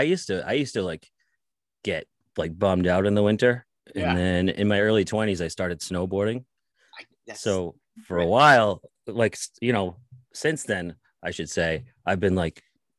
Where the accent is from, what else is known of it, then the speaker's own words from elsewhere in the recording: Lynn, Massachusetts, United States; I mean, I'm a North Shore guy. I was born and raised in Lynn, which is right next to Salem.